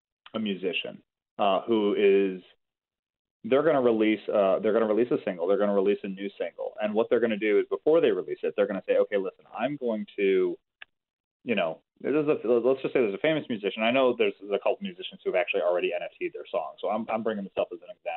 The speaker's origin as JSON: {"language": "English", "town": "Chicago", "region": "Illinois", "country": "United States", "said": "I'm from Chicago."}